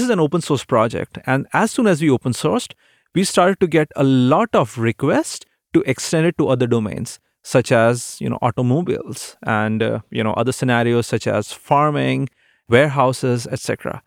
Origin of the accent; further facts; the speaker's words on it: India; moved away as an adult; now in Seattle, United States; growing up in India, There weren't many opportunities for aviation